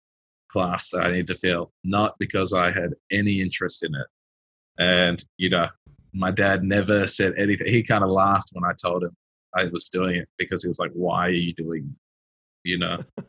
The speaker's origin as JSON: {"language": "English", "town": "Sydney", "region": "New South Wales", "country": "Australia", "tie": "born or raised there", "also_born_or_lived": "Melbourne", "said": "I grew up in Sydney and then moved to Melbourne."}